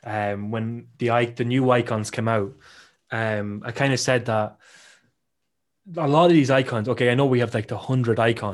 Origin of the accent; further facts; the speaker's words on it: Ireland; you know I'm Irish